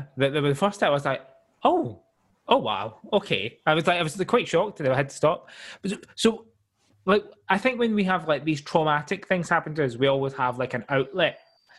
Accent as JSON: {"language": "English", "town": "Glasgow", "region": "Scotland", "country": "United Kingdom", "moved": "yes", "lives_now": "London, United Kingdom", "said": "so I'm from Glasgow originally."}